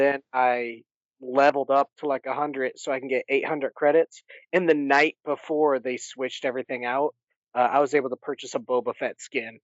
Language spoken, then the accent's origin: English; Michigan, United States; moved away; So I grew up in Michigan